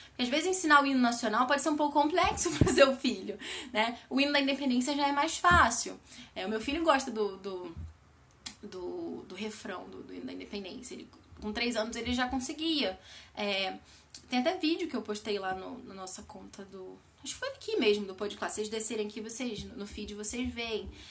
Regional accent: Brazil; nosso país

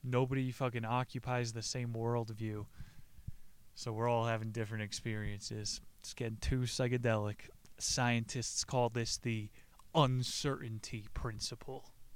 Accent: New Jersey, United States; I grew up in New Jersey

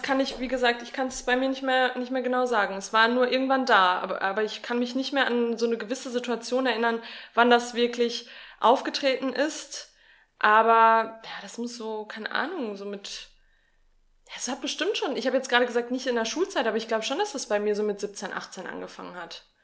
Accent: Sauerland, North Rhine-Westphalia, Germany; ich bin ja im Sauerland aufgewachsen

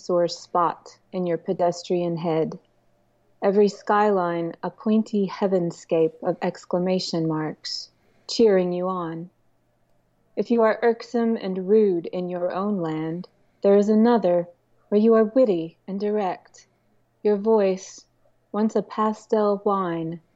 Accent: Southern Illinois, United States; also born or lived in East Coast; now in New Orleans, United States; I grew up in Southern Illinois, and I've lived a lot of places, but I moved here by choice

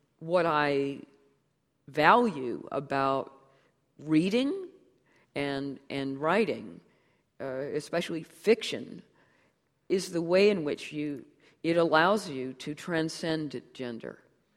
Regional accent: United States; born there; I can't help it that I was born in the United States

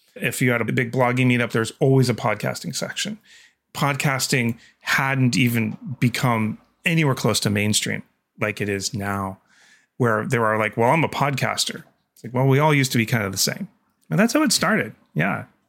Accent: Canada; I'm Canadian

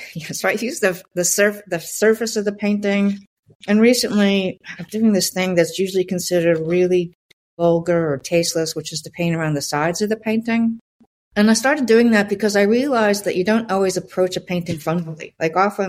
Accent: Southern Indiana, United States; I was born in Southern Indiana

